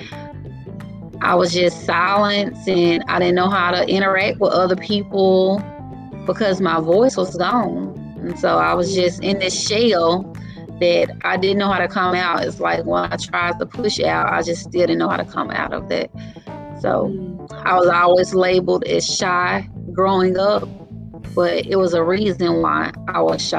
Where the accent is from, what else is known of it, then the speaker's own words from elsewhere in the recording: Grenada, Mississippi, United States; I'm from Grenada, Mississippi